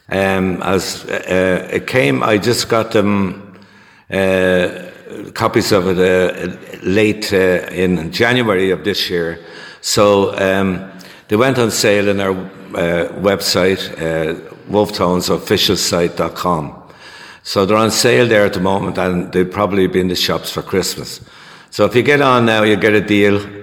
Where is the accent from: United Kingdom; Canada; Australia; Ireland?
Ireland; Dublin, Leinster; I was born in Dublin in the centre of the city. There, we lived there in a one-room flat for um, seven years, and uh, we eventually got moved out to um, the suburbs uh, a place called Inchicore Bluebell.